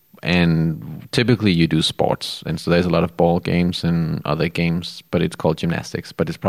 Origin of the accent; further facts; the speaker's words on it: Denmark; moved away as an adult; now in United States; Yeah, I grew up in Denmark. I moved to the States 4 years ago.